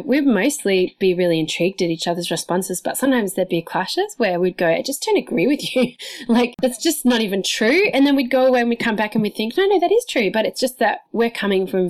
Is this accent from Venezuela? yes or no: no; Sydney, New South Wales, Australia; I'm an Australian who grew up in Sydney